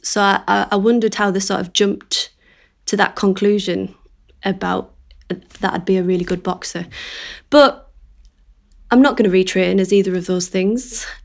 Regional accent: Middlesbrough, North East England, United Kingdom; now in North Shields, United Kingdom; I am a director from Middlesbrough, but I now live in North Shields

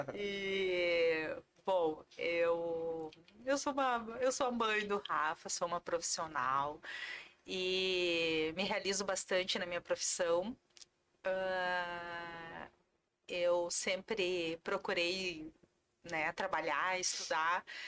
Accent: Sapiranga, Rio Grande do Sul, Brazil; also born or lived in Porto Alegre; Eu sou natural de Sapiranga, uhum. Ah, vale dos Sinos

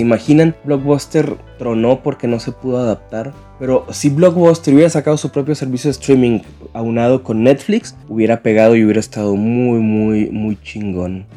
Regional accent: Chihuahua, Mexico; soy de México, en más concreto desde el estado de Chihuahua, en el norte

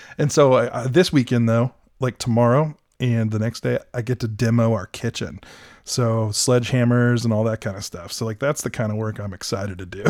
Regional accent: United States; moved away; I'm from Greene County

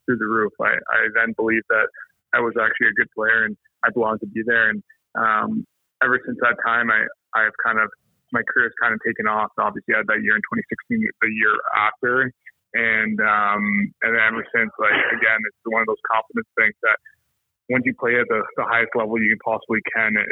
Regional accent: St. Catharines, Hamilton, Kitchener, Ontario, Canada; moved away as an adult; also born or lived in Buffalo; I was born in St. Catharines, and then I played a little bit of minor in Hamilton, and then my primary in my career in Kitchener, Ontario

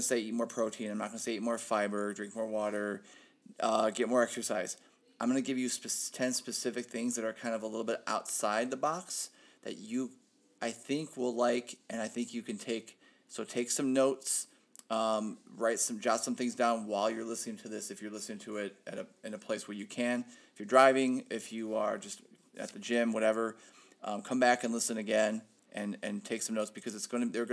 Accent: Ohio, United States; moved away as an adult; now in Phoenix, United States; I'm from Ohio.

